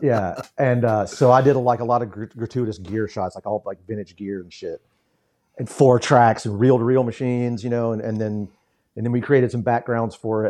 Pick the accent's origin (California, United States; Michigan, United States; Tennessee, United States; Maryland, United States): Tennessee, United States; Memphis; growing up in Memphis